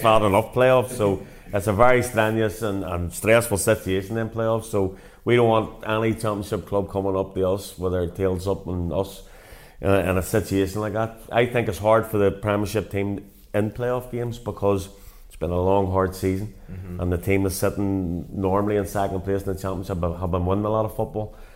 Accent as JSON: {"language": "English", "town": "Portadown", "region": "Northern Ireland", "country": "United Kingdom", "tie": "born or raised there", "said": "managing my hometown club"}